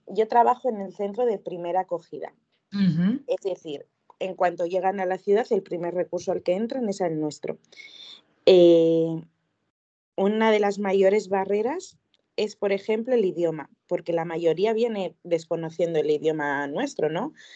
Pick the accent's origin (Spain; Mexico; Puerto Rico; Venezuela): Spain; Vizcaya, Basque Country; now in Vitoria-Gasteiz, Spain; Yo soy de, de Hermoa, Vizcaya, pero actualmente vivo en Vitoria, en Vitoria-Gasteiz